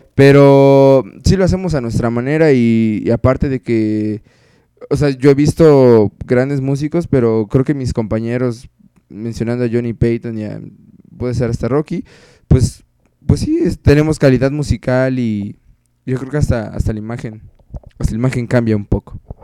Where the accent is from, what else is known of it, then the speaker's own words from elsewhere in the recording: Mexico; como mexicanos